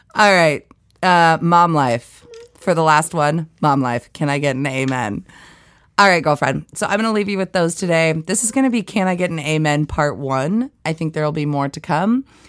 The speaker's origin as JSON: {"language": "English", "town": "East Valley", "country": "United States", "tie": "born or raised there", "said": "I grew up in a town called East Valley"}